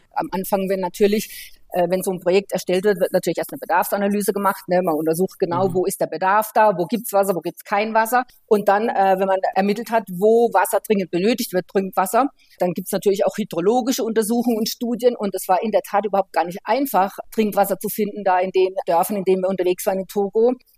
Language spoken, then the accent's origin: German; Germany; wenn man so wie bei uns in Deutschland halt jeden Tag lebt